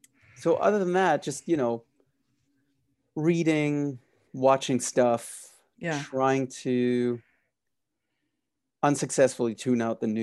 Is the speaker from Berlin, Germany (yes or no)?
yes; Berlin, Germany; I grew up in Berlin in Germany, so I fell in love with this sort of French Belgian comics